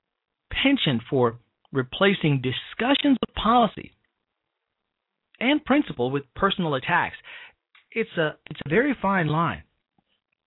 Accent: Chicago, Illinois, United States; my hometown of the great city of Chicago, state of Illinois

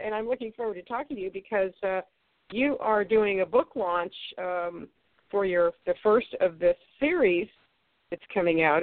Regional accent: Ohio, United States; I'm from Ohio

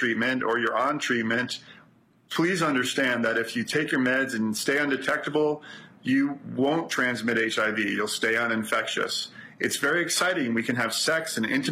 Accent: New York City, New York, United States; I'm from Brooklyn

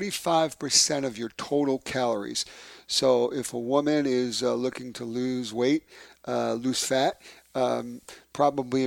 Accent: New York City, New York, United States; moved away; my hometown, from Bay Ridge, Brooklyn

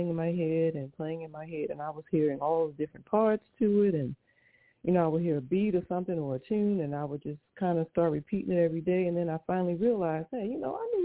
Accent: Baltimore, Maryland, United States; now in Auburndale, United States; I am from Auburndale, Florida, originally from Baltimore, Maryland

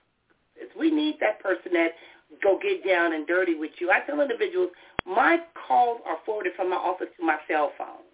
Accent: Compton, California, United States; when I grew up in Compton, California

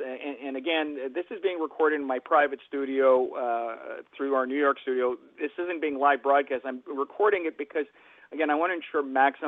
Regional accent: Winnipeg, Manitoba, Canada; moved away; I'm originally from Winnipeg, in Manitoba.

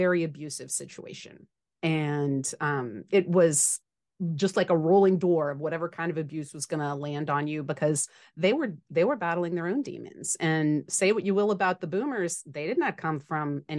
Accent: New Orleans, Louisiana, United States; I grew up in New Orleans, Louisiana

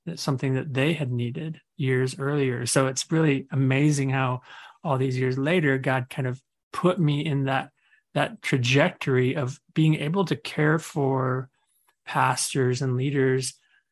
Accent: Arizona, United States; moved away as an adult; also born or lived in Colorado; now in Denver, United States; Arizona is pretty much where I grew up and did ministry, for the last three decades

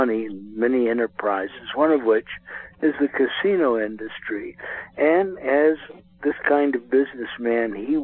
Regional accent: New Iberia, Louisiana, United States; my hometown, New Iberia, Louisiana

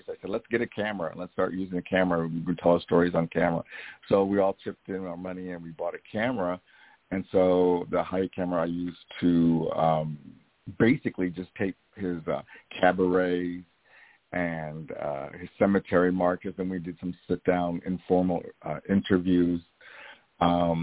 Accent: Iowa, United States; I was from Iowa

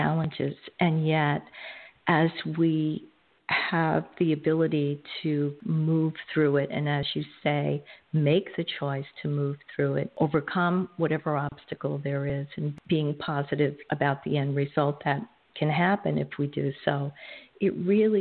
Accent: New York City, New York, United States; I grew up in Coney Island, which is in Brooklyn, New York

